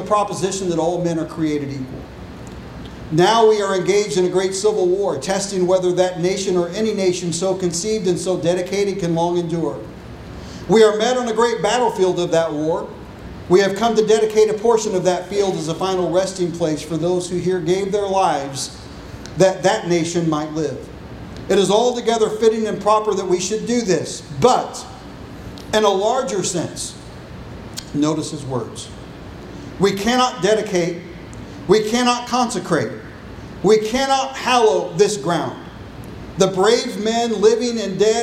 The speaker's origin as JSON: {"language": "English", "country": "United States", "said": "As an American"}